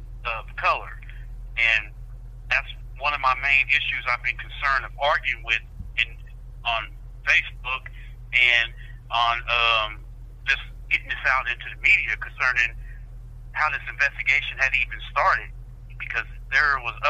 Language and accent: English; Southeast Kansas, United States; I was down in like 3 hours away in Southeast Kansas. My hometown.